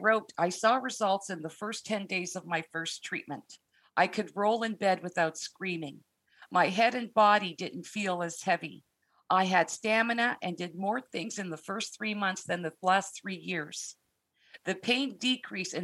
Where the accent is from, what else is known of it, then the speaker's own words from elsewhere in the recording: Canada; I'm Canadian